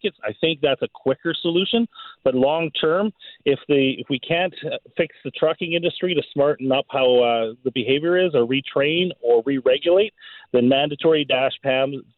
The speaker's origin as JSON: {"language": "English", "town": "New Westminster", "region": "British Columbia", "country": "Canada", "tie": "born or raised there", "moved": "as an adult", "lives_now": "Clearwater, Canada", "said": "I grew up in New Westminster, you know, with the hills and things like that."}